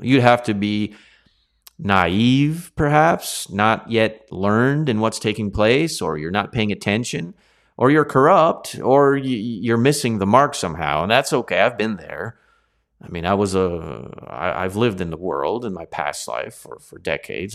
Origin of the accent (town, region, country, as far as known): Canada